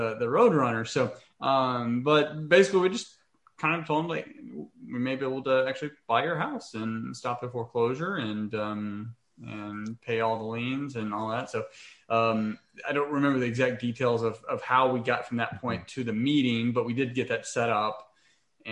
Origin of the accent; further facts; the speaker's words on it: Waco, Texas, United States; moved away; in Waco, Texas. So that's my hometown.